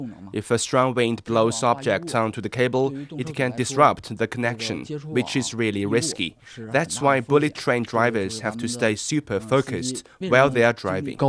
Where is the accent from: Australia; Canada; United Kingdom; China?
China; Heilongjiang; I'm from Heilongjiang province